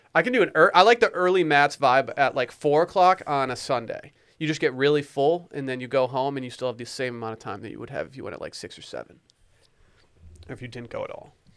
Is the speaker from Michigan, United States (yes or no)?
yes; Harbor Springs, Michigan, United States; I grew up in Harbor Springs, Michigan.